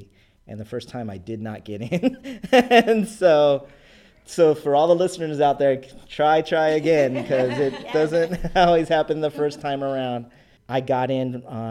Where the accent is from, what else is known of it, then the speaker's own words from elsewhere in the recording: San Diego, California, United States; I'm from Paradise Hills, San Diego